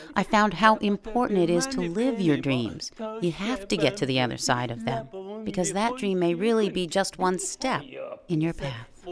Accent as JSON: {"language": "English", "town": "Chicago", "region": "Illinois", "country": "United States", "said": "I'm from Chicago"}